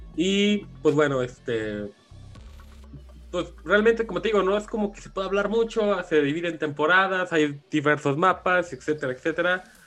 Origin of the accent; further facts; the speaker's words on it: Mexico; qué orgullo ser parte como mexicano